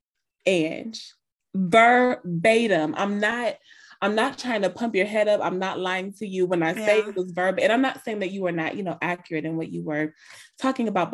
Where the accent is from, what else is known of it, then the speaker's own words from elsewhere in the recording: Ohio, United States; I'm from Ohio